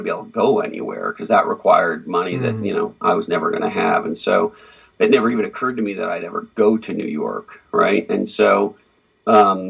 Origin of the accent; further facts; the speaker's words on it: Montreal, Quebec, Canada; I grew up in Montreal, Canada